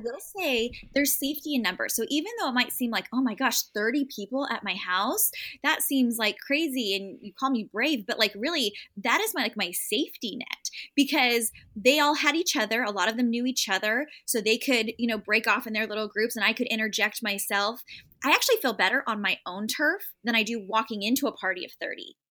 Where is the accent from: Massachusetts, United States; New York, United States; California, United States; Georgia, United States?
California, United States; San Diego; moved away as an adult; I grew up in San Diego, California, and never moved, went to college in San Diego